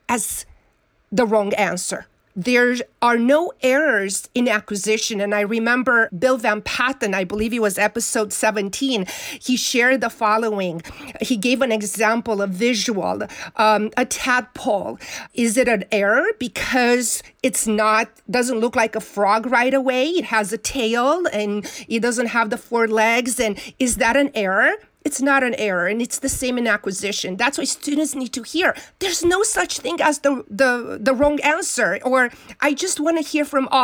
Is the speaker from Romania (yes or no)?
yes; Romania; moved away; growing up in Romania, we didn't have books